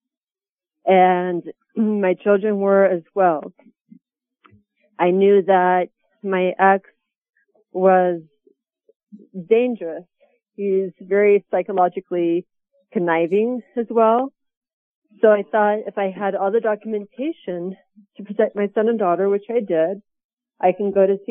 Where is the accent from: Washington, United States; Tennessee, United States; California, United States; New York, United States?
California, United States; Burbank; I am from Burbank, California.